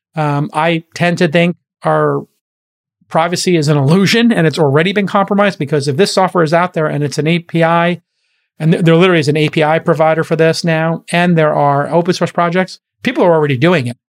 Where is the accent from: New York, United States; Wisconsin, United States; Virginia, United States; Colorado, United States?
New York, United States; New York City; moved away; As a kid from Brooklyn